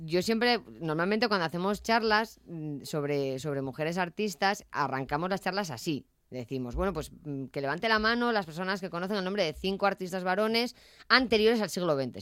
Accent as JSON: {"language": "Spanish", "town": "Avilés", "region": "Asturias", "country": "Spain", "said": "yo soy de Yaranes"}